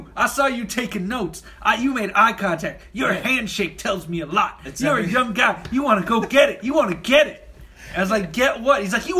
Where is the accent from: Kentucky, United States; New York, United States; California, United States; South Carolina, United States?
California, United States; Burbank; I'm from Burbank.